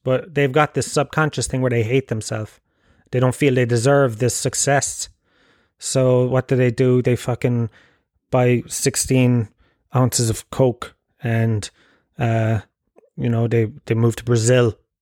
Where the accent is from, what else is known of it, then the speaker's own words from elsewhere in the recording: Tralee, Munster, Ireland; now in Dublin, Ireland; I grew up in Gallows Field, Tralee